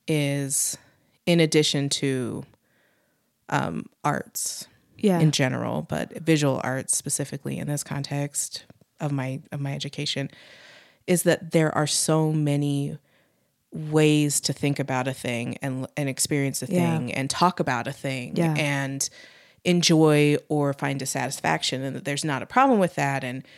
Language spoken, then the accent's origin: English; Utah, United States; And again, because, you know, I'm from Utah.